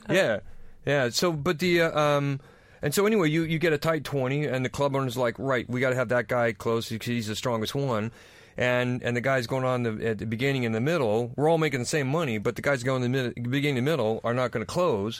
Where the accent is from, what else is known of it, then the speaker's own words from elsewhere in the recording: United States; now in London, United Kingdom; I'm American